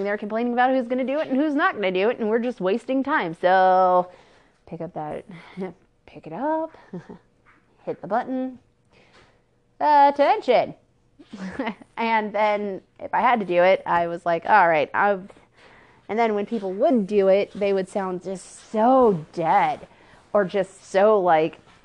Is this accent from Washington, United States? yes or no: yes; Port Orchard, Washington, United States; moved away; I'm originally from Port Orchard, Kitsap County, Washington. So, born and raised, South Kitsap alumni